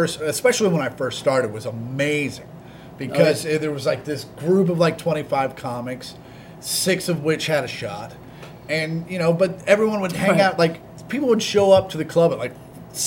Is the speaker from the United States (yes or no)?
yes; Kansas City, Kansas, United States; moved away as an adult; now in Los Angeles, United States; growing up in Kansas City